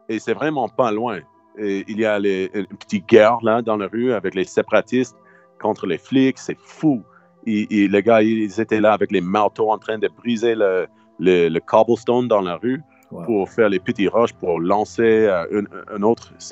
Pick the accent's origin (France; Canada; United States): United States; French is a second language; Moi, je suis américain, je suis gros.